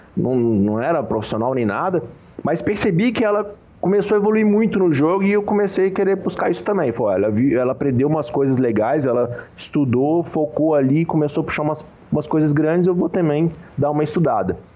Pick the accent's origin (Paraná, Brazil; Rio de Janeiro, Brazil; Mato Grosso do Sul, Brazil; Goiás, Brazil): Goiás, Brazil; Goiânia; Eu, eu sou, né, de Goiânia, Goiás